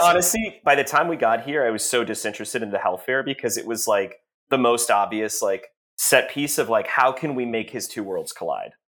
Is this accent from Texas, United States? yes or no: yes; Texas, United States; also born or lived in Massachusetts; when I was eight, I moved from Massachusetts to Texas